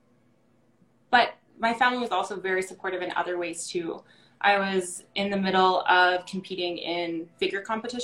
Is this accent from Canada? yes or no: yes; Sylvan Lake, Alberta, Canada; now in Calgary, Canada; I'm from Sylvan Lake